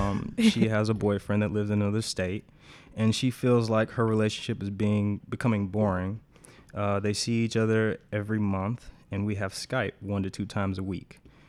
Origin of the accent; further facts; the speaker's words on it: Dallas, Texas, United States; I'm from Dallas, Texas.